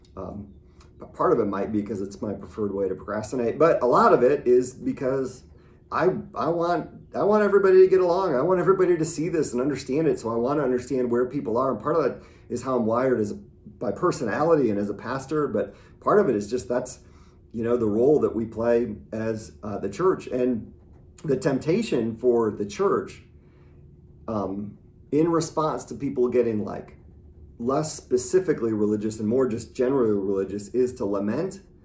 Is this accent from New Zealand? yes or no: no; Midwest, United States; I grew up in the Midwest